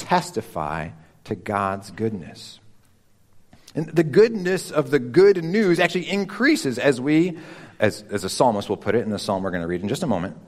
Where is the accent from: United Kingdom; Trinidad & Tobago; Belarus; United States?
United States; Chicago, Illinois; moved away; I grew up in Chicagoland